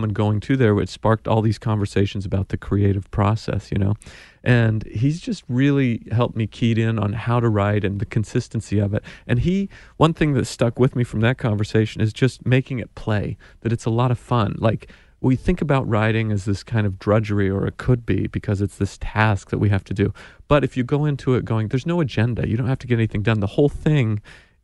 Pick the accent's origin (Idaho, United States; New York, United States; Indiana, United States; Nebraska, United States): Idaho, United States; moved away; I'm a kid from Idaho